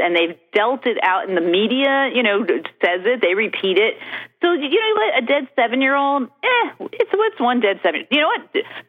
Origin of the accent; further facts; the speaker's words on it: Stamford, Connecticut, United States; No, I grew up in Stanford.